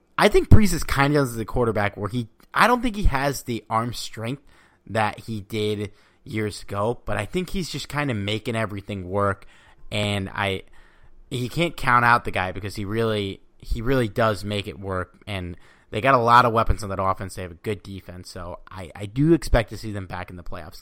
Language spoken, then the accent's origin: English; Connecticut, United States; also born or lived in Astoria, Queens, New York; now in New York, United States; I was born and raised in Connecticut, so a little bit out. Now I live in Astoria, Queens